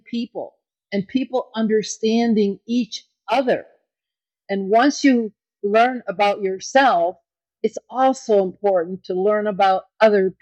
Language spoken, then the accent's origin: English; Kenosha, Wisconsin, United States; I was a little girl growing up in Kenosha, Wisconsin